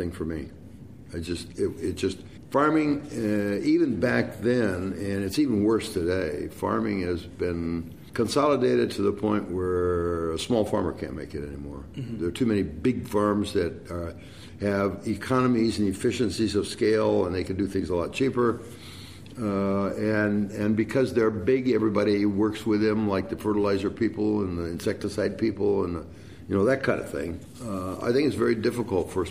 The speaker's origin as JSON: {"language": "English", "area": "a town 70 miles west of Detroit", "region": "Michigan", "country": "United States", "tie": "born or raised there", "moved": "as an adult", "lives_now": "United Kingdom", "said": "I grew up in a town that was about 70 miles west of Detroit, Michigan, car business"}